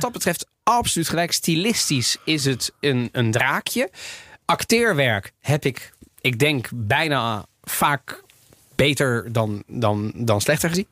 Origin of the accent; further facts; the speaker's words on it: Netherlands; now in Italy; wij zijn als Nederlanders